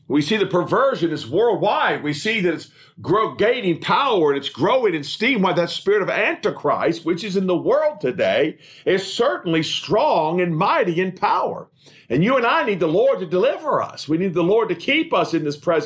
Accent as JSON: {"language": "English", "country": "United States", "said": "as an American"}